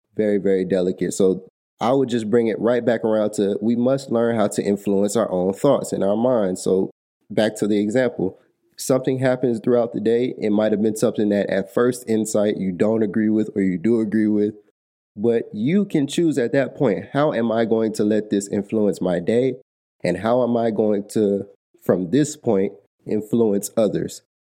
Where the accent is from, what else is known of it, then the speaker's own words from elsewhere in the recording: Atlanta, Georgia, United States; I'm from Atlanta, Georgia